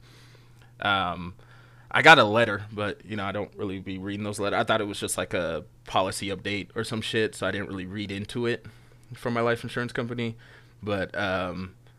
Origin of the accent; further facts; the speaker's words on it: United States; I'm an American